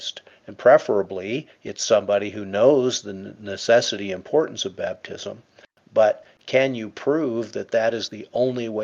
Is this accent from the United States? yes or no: no; England, United Kingdom; I was born in England, and I was christened into the Anglican